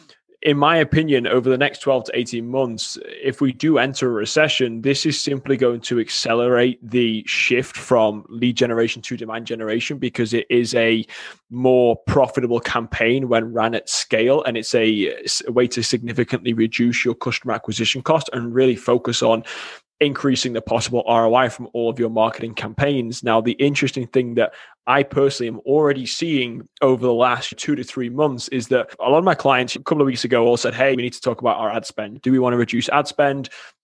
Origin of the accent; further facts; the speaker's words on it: England, United Kingdom; now in Wisconsin, United States; It's no, originally from England. However, everybody here thinks I'm Australian. So it's something I've encountered my whole life. And I've lived in Wisconsin now for 10 years.